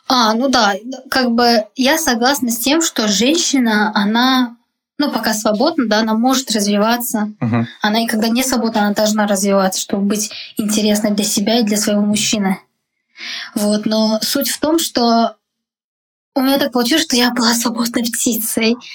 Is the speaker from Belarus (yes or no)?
no; Uzbekistan; moved away as an adult; also born or lived in Moscow, Russia; now in Prague, Czech Republic; меня называют узбечкой за то, что я из Узбекистана, типа, как бы, да. Ну, окей, я считаю себя действительно отчасти, потому что я там выросла